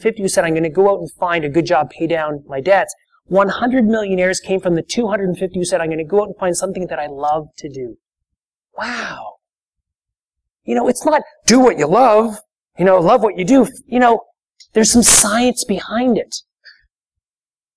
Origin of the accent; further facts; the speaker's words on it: Canada; That's part of being Canadian